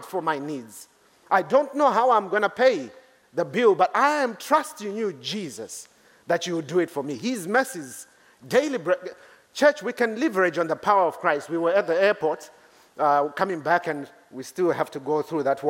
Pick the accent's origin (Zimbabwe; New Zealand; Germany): Zimbabwe; moved away as an adult; now in Reading, United Kingdom; I come from Zimbabwe